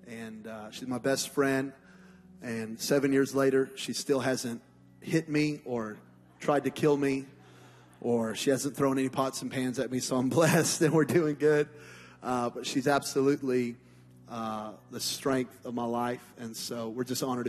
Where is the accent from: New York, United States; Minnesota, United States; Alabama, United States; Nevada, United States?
Nevada, United States; Las Vegas; I'm from Las Vegas, Nevada, and it's the desert